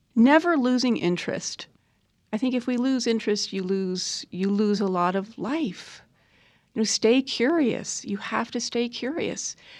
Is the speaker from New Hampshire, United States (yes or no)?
no; New York City, New York, United States; also born or lived in Burlington, Vermont; now in Rogue Valley, Oregon, United States; I grew up in New York City, between New York and Burlington, Vermont.